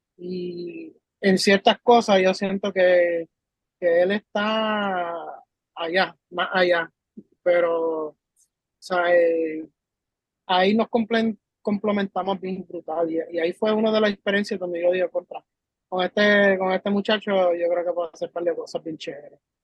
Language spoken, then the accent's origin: Spanish; United States; now in Puerto Rico; yo no soy puertorriqueño como tal, porque yo nací en Estados Unidos, pero llevo ya más de 15 años en la isla. So, me, me identifico mucho con lo que es ser puertorriqueño, vivir las cosas junto a, los puertorriqueños. Pero este, yo me crié allá afuera